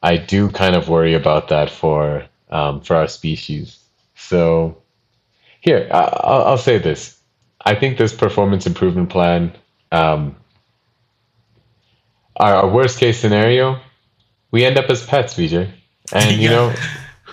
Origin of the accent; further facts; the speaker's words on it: United States; I'm from America